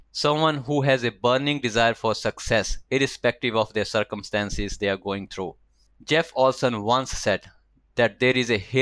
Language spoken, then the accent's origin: English; India; moved away as an adult; now in Melbourne, Australia; I was born and raised in India and arrived here in Melbourne for my master's in IT 15 years ago